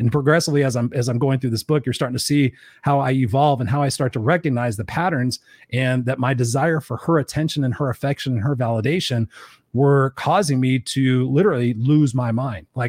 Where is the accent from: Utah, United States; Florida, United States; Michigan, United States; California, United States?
California, United States; Inglewood; I grew up in Inglewood